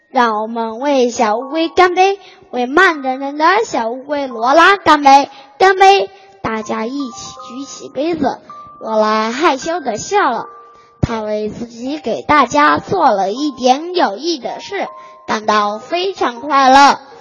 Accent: Pu'er, Yunnan, China; 我来自云南普洱

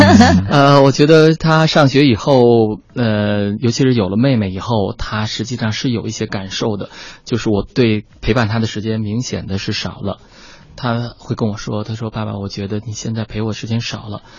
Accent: China; 我觉得中国的男性，因为我也是这样成长的

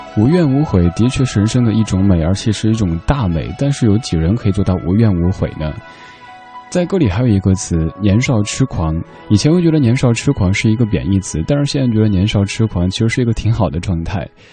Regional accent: Sichuan, China; accent: Sichuanese; moved away; 用我的家乡话，四川话讲

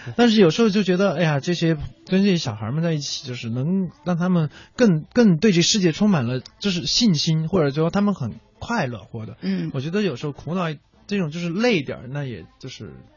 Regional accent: Chengdu, Sichuan, China; 因为它特别像我小时候在成都长大的时候，那个我， 我爸爸那时候还在卖糖果

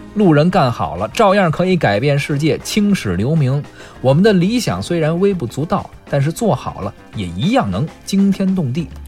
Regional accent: Beijing, China; accent: Beijing dialect; 咱们北京话说是发小

